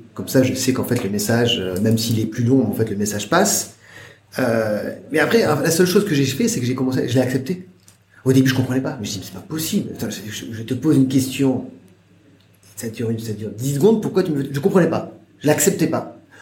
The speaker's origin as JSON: {"language": "French", "country": "France", "moved": "as an adult", "lives_now": "China", "said": "j'ai quitté la France"}